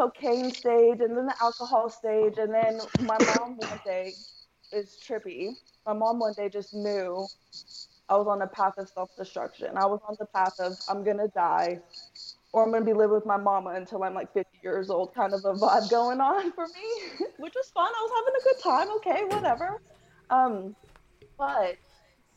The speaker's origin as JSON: {"language": "English", "town": "Denton", "region": "Texas", "country": "United States", "tie": "born or raised there", "also_born_or_lived": "El Paso, Texas / California", "said": "pretty much raised in Texas, been in Texas majority of my life, so I'll say I'm a Texas girl. But I was born in El Paso, Texas, moved to around like the Denton area, stayed"}